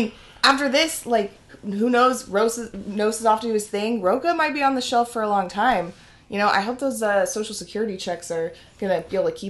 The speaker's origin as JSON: {"language": "English", "region": "Oregon", "country": "United States", "said": "We're from Oregon"}